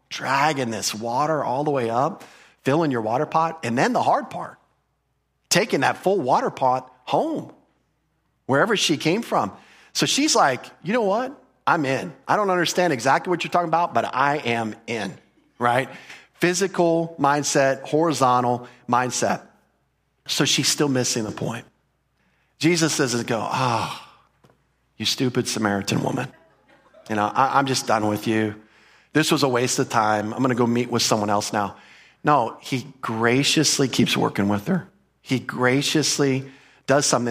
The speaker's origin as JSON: {"language": "English", "country": "United States", "said": "as an American"}